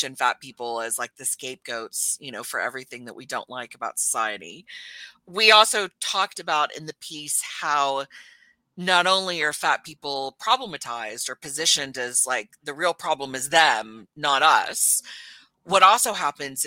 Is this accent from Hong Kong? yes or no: no; Texas, United States; now in New Zealand; I was born and raised in Texas